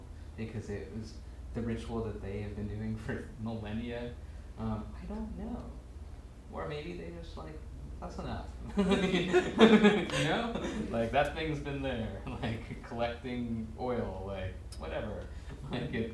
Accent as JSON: {"language": "English", "country": "United States", "tie": "born or raised there", "said": "I was born here"}